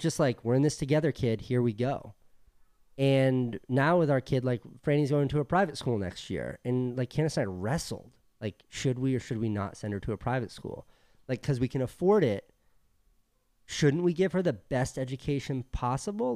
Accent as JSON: {"language": "English", "town": "New York City", "region": "New York", "country": "United States", "moved": "as an adult", "lives_now": "Venice, United States", "said": "we're from New York City"}